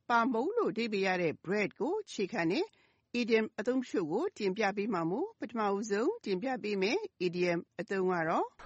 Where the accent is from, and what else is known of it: Myanmar